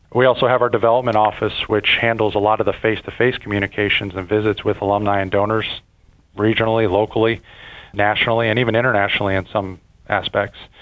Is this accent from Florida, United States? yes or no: yes; Fort Lauderdale, Florida, United States; moved away as an adult; now in Kentucky, United States; I grew up in Fort Lauderdale